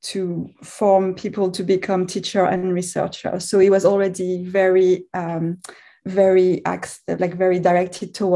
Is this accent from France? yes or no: yes; France; moved away as an adult; also born or lived in Israel; now in Canada; I'm French originally, so I grew up in France